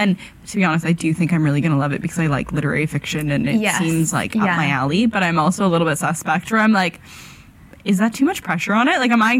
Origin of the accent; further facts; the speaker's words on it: Canada; moved away as an adult; now in London, United Kingdom; So, I moved from Canada for a job in publishing in London